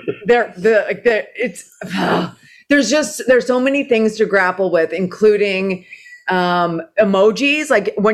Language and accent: English; Toronto, Ontario, Canada; moved away; I'm from Toronto